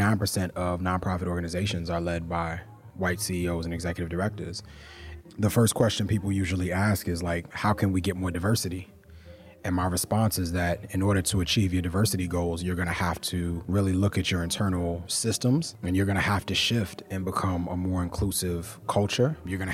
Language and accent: English; New York, United States; The truth is that I grew up in New York in the 80s and the 90s, and my lens around racism and racial trauma was framed from those experiences.